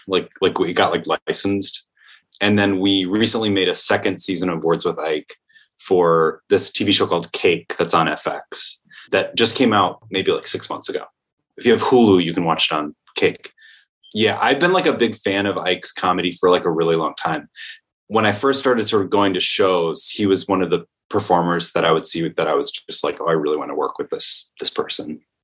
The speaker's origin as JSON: {"language": "English", "town": "Comstock Park", "region": "Michigan", "country": "United States", "moved": "as an adult", "lives_now": "New York, United States", "said": "I'm from a town called Comstock Park, which is right outside Grand Rapids"}